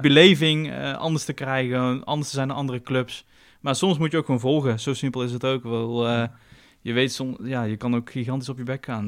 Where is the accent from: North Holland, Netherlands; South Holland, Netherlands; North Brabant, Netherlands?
North Brabant, Netherlands; Tilburg; ik kom uit Tilburg, dus ik heb ook veel vrienden uit Tilburg